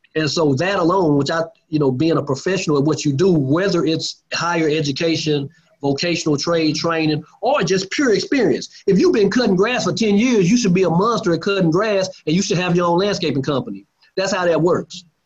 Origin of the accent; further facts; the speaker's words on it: Lancaster, Texas, United States; also born or lived in Dallas, Texas; I'm from uh, Lancaster, Texas, just you know south of Dallas